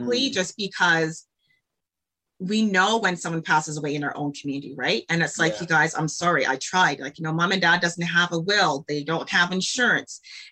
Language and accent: English; Calgary, Alberta, Canada; born and raised in Calgary, Alberta